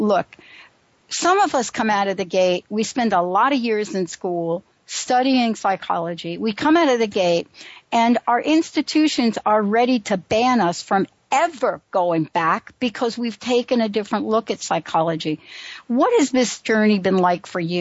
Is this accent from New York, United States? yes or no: yes; New York, United States; I grew up on Huntington. Well, after we moved, you know, from under the L, I moved to the by Throgs Neck